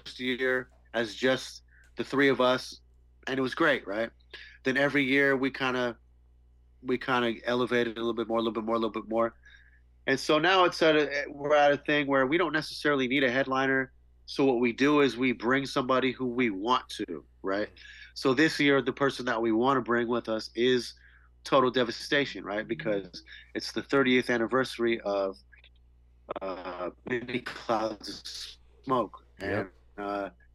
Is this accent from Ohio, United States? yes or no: no; Santa Rosa, California, United States; my hometown.